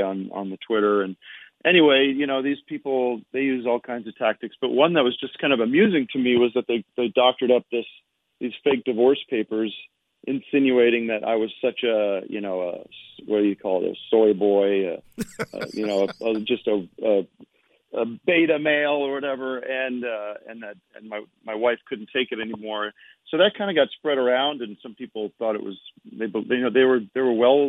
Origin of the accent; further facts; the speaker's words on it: Allentown, Pennsylvania, United States; moved away as an adult; now in California, United States; I'm from back east. I'm from Allentown, Pennsylvania.